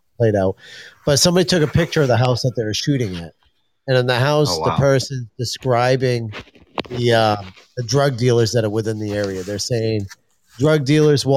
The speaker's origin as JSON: {"language": "English", "region": "Maine", "country": "United States", "said": "fellow Mainers"}